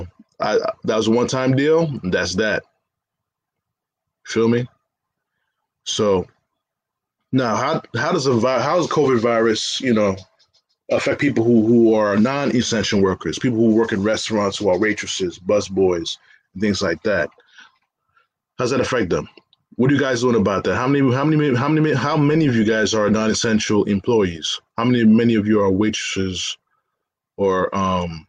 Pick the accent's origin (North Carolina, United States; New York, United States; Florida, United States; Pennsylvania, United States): New York, United States; as a New Yorker